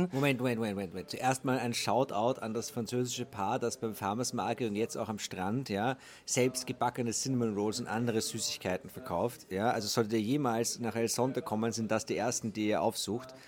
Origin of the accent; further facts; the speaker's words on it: Austria; Servus Manu … ich komme auch ursprünglich aus Österreich, wohne dort immer noch.